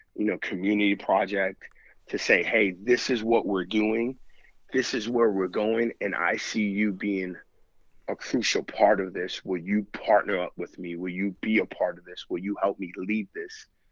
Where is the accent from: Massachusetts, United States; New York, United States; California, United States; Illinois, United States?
New York, United States; now in Missouri, United States; I'm from New York.